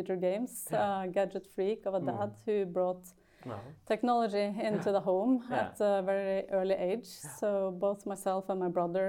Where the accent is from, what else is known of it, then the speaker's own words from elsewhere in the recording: Gjøvik, Innlandet, Norway; I grew up in a little town of Gjøvik, which is in the middle of like eastern Norway.